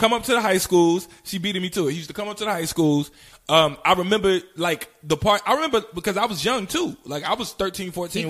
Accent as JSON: {"language": "English", "town": "Chicago", "region": "Illinois", "country": "United States", "said": "I'm from Chicago, and since I've grown up knowing that he's always been a creep."}